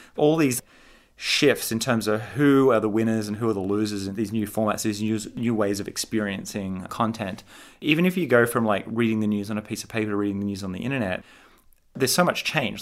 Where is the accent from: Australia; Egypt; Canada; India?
Australia; Sydney, New South Wales; moved away as an adult; now in California, United States; I grew up in Sydney, Australia